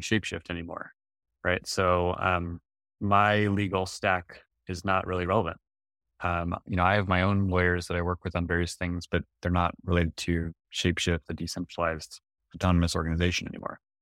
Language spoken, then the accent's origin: English; United States; I'm an American citizen